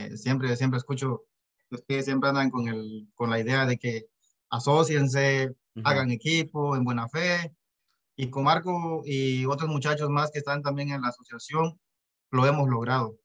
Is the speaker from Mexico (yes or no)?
yes; Mexico; vengo de México. Eh, papá y mamá de, Guatemala, nacido en México